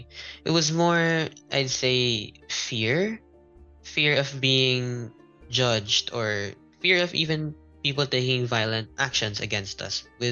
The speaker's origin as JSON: {"language": "English", "country": "Philippines", "tie": "born or raised there", "said": "and partly immersed in the Filipino culture because we live in the Philippines. But then because we end up growing up in the Philippines, more and more we're further immersed in the Filipino culture, the way we speak and we act, as compared to the Chinese culture."}